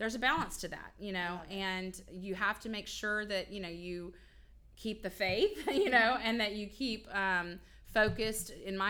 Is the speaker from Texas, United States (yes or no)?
yes; Spring, Texas, United States; also born or lived in San Antonio, Texas / Houston, Texas; I grew up in Spring.